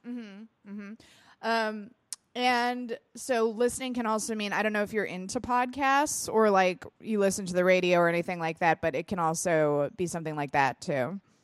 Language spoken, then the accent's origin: English; United States; I'm an American